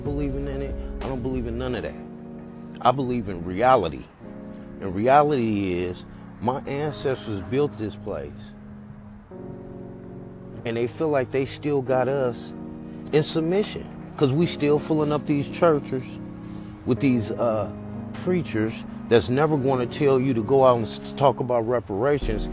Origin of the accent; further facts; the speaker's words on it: Oakland, California, United States; I'm from the Bay Area, Oakland, California